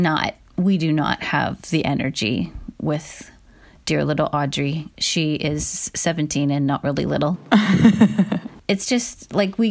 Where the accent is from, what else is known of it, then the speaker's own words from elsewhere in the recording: Midwest, United States; I grew up in the Midwest